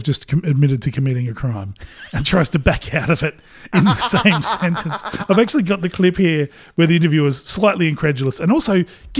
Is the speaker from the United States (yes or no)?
no; Port Pirie, South Australia, Australia; the people that I grew up with in Port Pirie.